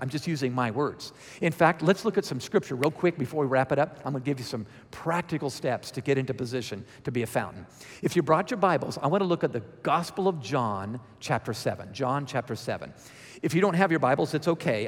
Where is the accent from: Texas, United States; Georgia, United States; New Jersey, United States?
Georgia, United States; accent: Georgia; my Georgia accent